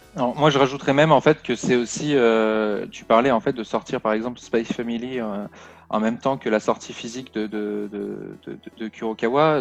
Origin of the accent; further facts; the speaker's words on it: Toulon, Provence-Alpes-Côte d'Azur, France; now in Paris, France; à la base, moi, je viens de Toulon